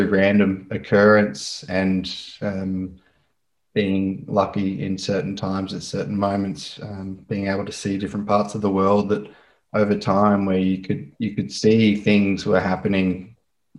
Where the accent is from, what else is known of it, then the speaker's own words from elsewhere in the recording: Brisbane, Queensland, Australia; also born or lived in Northern Beaches, Sydney, New South Wales; I was born and raised in Brisbane. I grew up with my mother and my sister in the Northern Beaches down in Sydney